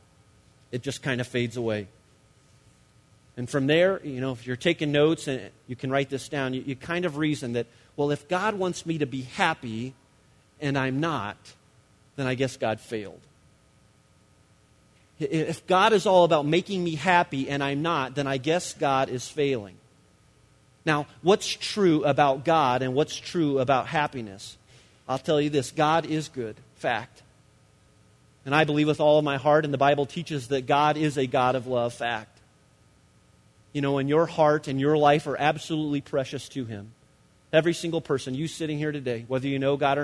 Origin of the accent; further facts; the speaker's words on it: United States